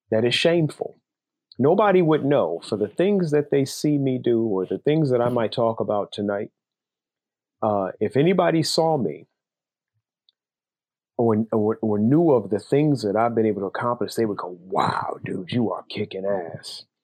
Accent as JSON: {"language": "English", "town": "Chicago", "region": "Illinois", "country": "United States", "moved": "as an adult", "lives_now": "Philadelphia area, United States", "said": "I'm originally from Chicago. I now live outside of Philadelphia, about 15 miles outside of Philadelphia."}